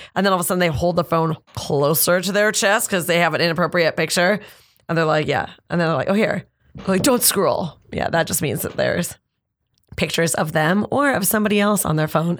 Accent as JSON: {"language": "English", "country": "Canada", "said": "I'm Canadian"}